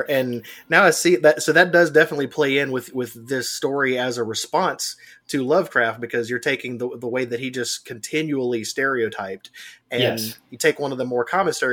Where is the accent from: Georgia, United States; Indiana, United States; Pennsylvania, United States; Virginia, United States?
Georgia, United States; South; Rob and I grew up in South Georgia